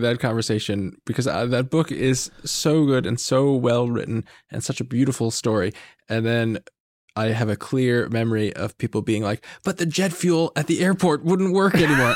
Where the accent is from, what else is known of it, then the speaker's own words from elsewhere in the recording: New York, United States; I'm from New York